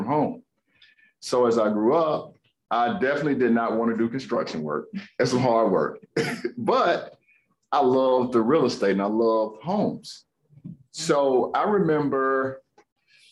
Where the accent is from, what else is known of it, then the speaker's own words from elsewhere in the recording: Greensboro, North Carolina, United States; I grown up here in Greensboro